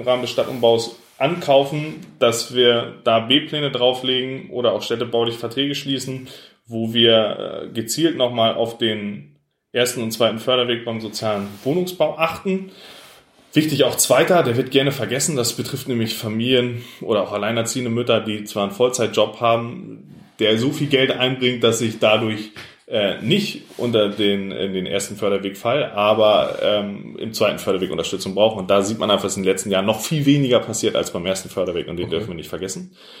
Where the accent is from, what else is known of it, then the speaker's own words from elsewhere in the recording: Pinneberg, Schleswig-Holstein, Germany; also born or lived in Elmshorn; weil es meine Heimatstadt ist. Ich bin hier aufgewachsen